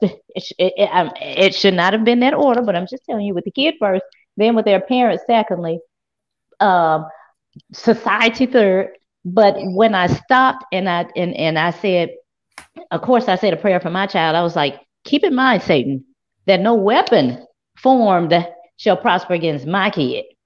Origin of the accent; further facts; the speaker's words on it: Memphis, Tennessee, United States; I'm from South Memphis.